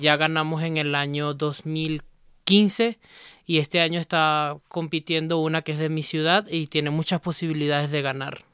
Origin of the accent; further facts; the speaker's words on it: Maracaibo, Zulia, Venezuela; now in Ecuador; De Venezuela, de Maracaibo, Estado Zulia